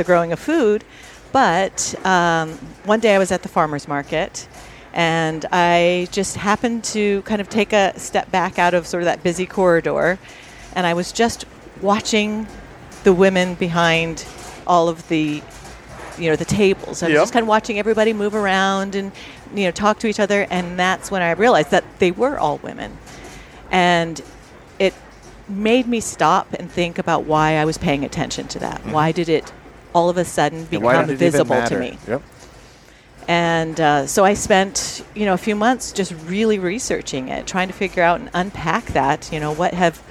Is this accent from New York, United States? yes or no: no; Seattle, Washington, United States; I'm from Seattle, Washington